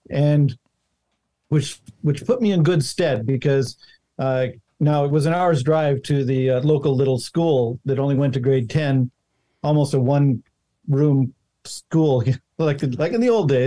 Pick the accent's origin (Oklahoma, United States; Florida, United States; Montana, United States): Montana, United States; born there; because I was born in Montana, and uh, and and the ranches out there are really big.